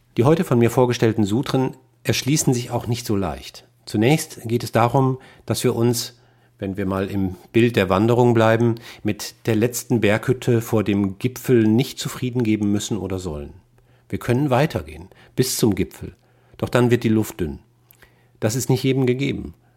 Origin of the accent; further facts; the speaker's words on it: Rhineland, Germany; also born or lived in Westphalia; Als Rheinländer mit westfälischem Migrationshintergrund